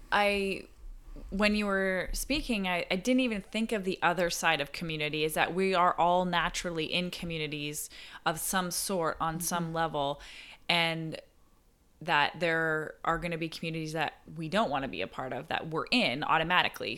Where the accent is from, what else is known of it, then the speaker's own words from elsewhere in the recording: Barrie, Ontario, Canada; moved away; I went back to my hometown, Barrie